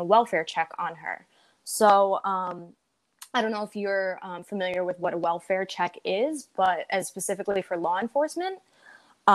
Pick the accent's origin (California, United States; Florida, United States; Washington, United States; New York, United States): New York, United States; New York City; I'm 24. I'm from the Bronx